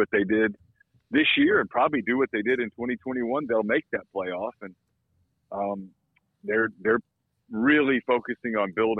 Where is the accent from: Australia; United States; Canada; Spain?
United States; North Louisiana; I grew up in North Louisiana